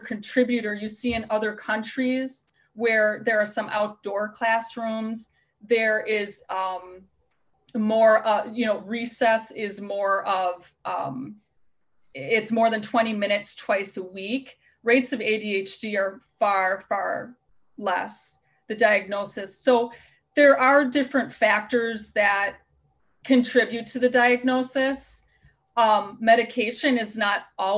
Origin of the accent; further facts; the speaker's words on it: Wisconsin, United States; accent: Wisconsin; moved away as an adult; also born or lived in Colorado; Since living back in Wisconsin, since I lived in Colorado for 12 years, mm-hmm. my Wisconsin accent has just gotten worse and worse and worse